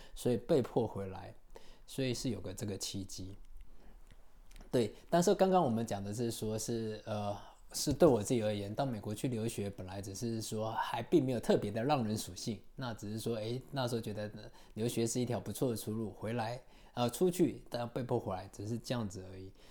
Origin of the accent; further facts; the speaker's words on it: Taiwan; now in Kyiv, Ukraine; 我们台湾人去东南亚玩